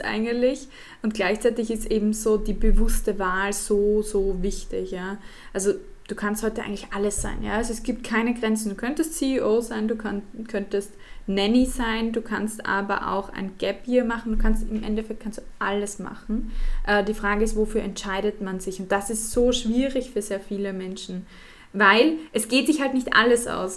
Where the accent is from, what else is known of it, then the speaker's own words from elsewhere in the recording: Austria; als Österreicherin